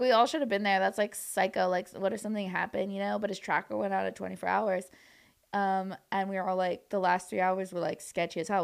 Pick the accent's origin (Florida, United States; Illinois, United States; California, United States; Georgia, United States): California, United States; Orange County; also born or lived in New York; now in Los Angeles, United States; I grew up in Orange County, which, like, an hour and a half away from here